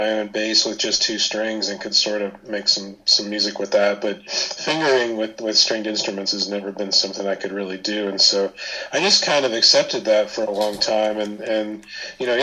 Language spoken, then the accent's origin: English; Indiana, United States; also born or lived in London, United Kingdom; I was a top 40 kid growing up in Indiana